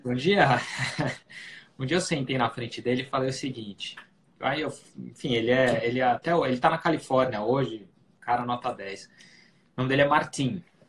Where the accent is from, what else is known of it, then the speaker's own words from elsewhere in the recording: Brazil; moved away as an adult; now in New York, United States; a gente falando como brasileiros